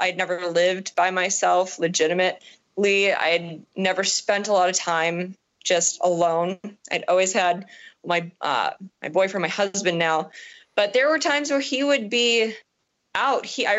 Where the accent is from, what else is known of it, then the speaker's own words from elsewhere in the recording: Chicago, Illinois, United States; I'm like, yeah, that's fine. We're from the Chicago area. It's fine.